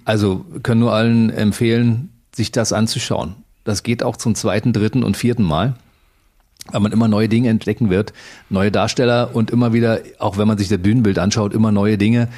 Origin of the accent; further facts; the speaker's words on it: East Germany, Germany; ich komme aus dem Osten